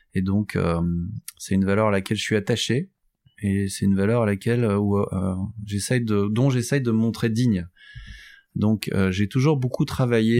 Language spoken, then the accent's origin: French; Douai, Hauts-de-France, France; je suis un, un, garçon de ce territoire. Je suis né à Douai, dans, dans la région